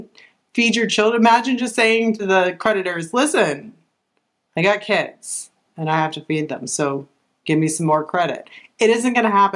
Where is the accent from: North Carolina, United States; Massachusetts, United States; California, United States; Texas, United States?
Massachusetts, United States; now in Florida, United States; we're originally from Massachusetts